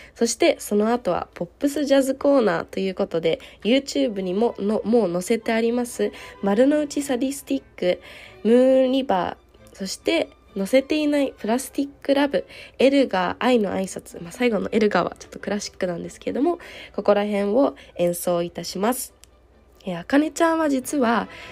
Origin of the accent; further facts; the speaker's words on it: Tsukuba, Ibaraki, Japan; moved away as an adult; now in Salzburg, Austria; 私は、えー、出身が茨城県なので茨城県のつくば市でもやっぱり自分が一番こうお世話になった